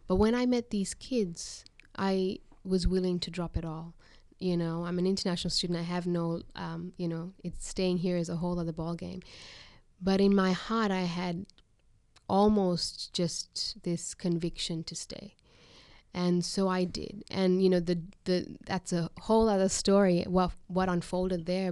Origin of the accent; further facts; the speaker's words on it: Sri Lanka; now in Australia; I'm from Sri Lanka.